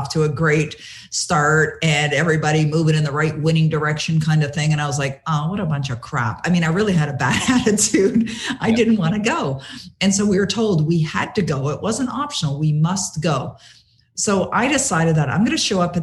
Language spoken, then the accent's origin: English; Toronto, Ontario, Canada; moved away as an adult; now in Ottawa, Canada; I was born and raised in Toronto, live in Ottawa now.